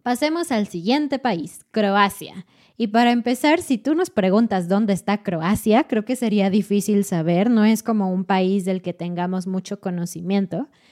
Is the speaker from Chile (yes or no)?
no; Mexico; como mexicana